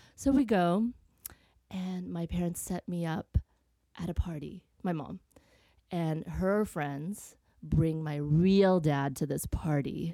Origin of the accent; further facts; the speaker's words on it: Vietnam; I was born in Vietnam